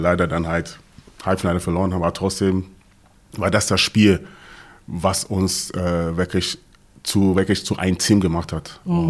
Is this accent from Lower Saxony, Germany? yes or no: yes; Hanover, Lower Saxony, Germany; now in Gelsenkirchen, Germany; ich komme aus, ursprünglich aus Hannover